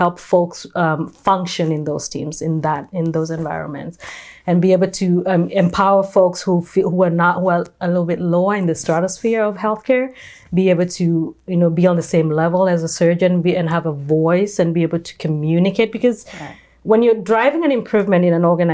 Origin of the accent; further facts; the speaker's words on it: Kenya; now in California, United States; I was born and raised in Kenya